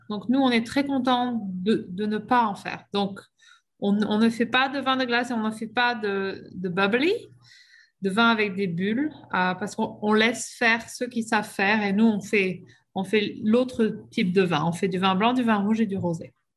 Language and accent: French; Bordeaux, Nouvelle-Aquitaine, France; moved away as an adult; now in Okanagan, Canada; Je viens de Bordeaux, en France.